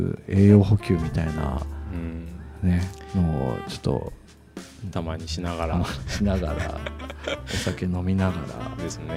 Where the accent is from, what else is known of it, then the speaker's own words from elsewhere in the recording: Kitakyushu, Fukuoka, Japan; 自分もそこの町で育ってるからできることだと思うし